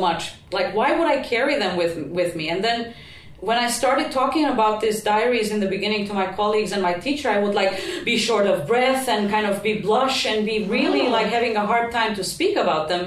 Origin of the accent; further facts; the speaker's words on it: Prizren, Kosovo; first language Albanian; English is a second language; now in Helsinki, Finland; my hometown in Prizren in Kosovo